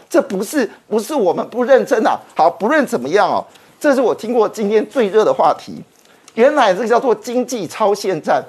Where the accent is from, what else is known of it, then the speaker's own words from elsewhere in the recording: Taiwan; 我们台湾人